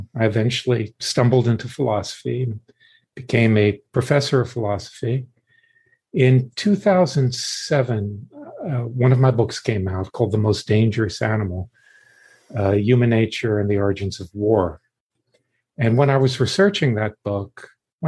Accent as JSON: {"language": "English", "region": "South Florida", "country": "United States", "tie": "born or raised there", "also_born_or_lived": "New York City", "said": "I grew up in the Deep South in the 50s and 60s"}